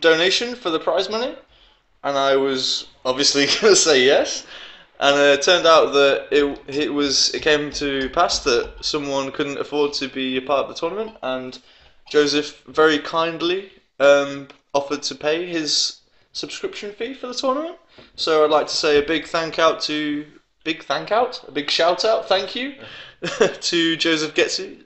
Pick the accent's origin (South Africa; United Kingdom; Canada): United Kingdom; England; now in Denmark; I'm English.